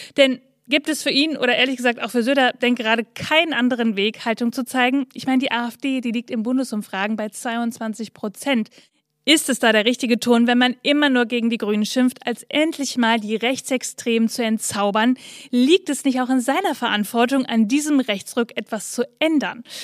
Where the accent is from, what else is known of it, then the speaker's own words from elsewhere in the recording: Bielefeld, North Rhine-Westphalia, Germany; ich komme aus Bielefeld, Nordrhein-Westfalen